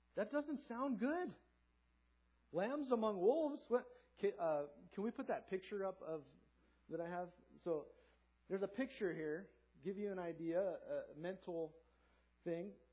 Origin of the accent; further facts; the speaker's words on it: Southern California, United States; also born or lived in Hanford, California; I grew up in Southern California, sunny beach town